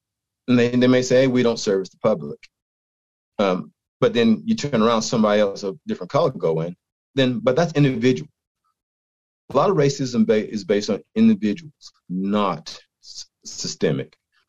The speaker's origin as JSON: {"language": "English", "region": "East Coast", "country": "United States", "tie": "born or raised there", "moved": "yes", "lives_now": "Utah, United States", "said": "I'm from the East Coast. I grew up in an area of my state that was highly populated with the Ku Klux Klan."}